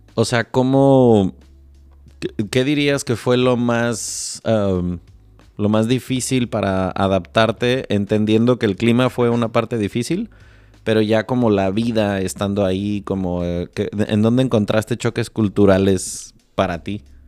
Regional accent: Morelia, Michoacán, Mexico; yo crecí en Morelia

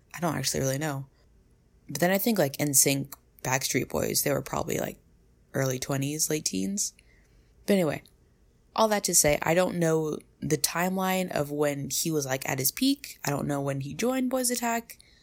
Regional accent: United States; I'm American

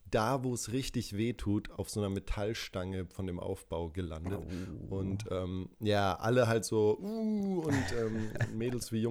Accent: Würzburg, Bavaria, Germany; born there; accent: Franconian; Äh, ja, ich bin ja in Würzburg geboren und da rollt man das R

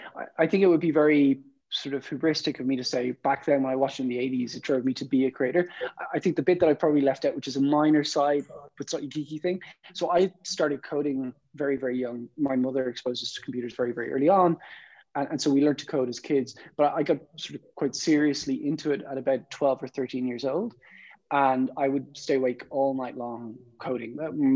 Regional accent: Ireland; I'm from Ireland

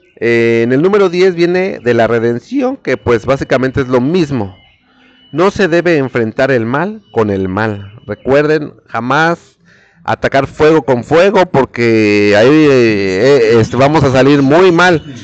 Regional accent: Mexico; nosotros los mexicanos

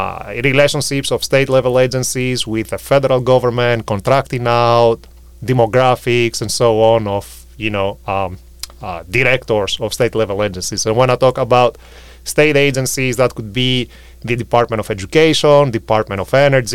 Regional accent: Greece; moved away as an adult; now in United States; I'm from Greece

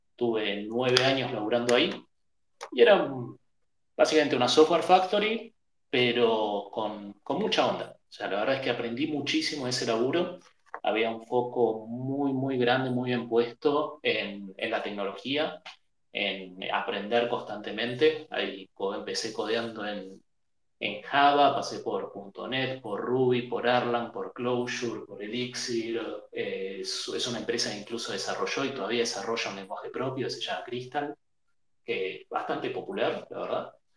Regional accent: Buenos Aires, Argentina; nacido, criado en Buenos Aires de toda la vida.

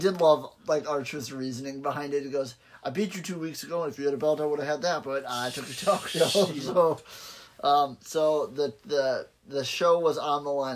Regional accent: Wisconsin, United States; We're from Wisconsin

